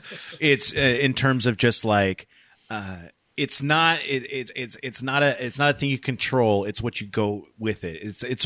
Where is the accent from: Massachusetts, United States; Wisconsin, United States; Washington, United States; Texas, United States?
Washington, United States; Tacoma; also born or lived in University Place, Washington / Fife, Washington; I grew up in Tacoma in a university place, moved all around here.